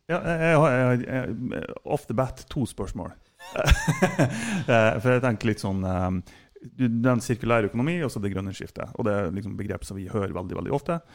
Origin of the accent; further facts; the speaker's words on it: Mo i Rana, Nordland, Norway; jeg er født på Båsmo.